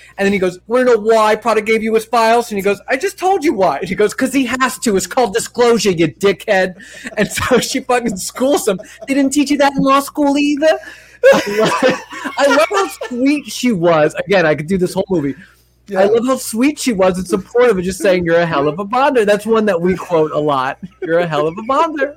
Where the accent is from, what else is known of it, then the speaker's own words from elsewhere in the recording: Long Island, New York, United States; I'm from Long Island, New York, and all my family is from New York